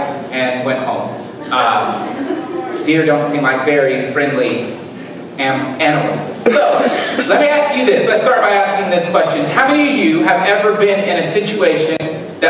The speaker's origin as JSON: {"language": "English", "region": "Alabama", "country": "United States", "moved": "yes", "lives_now": "Southern Illinois, United States", "said": "We hunt in Alabama"}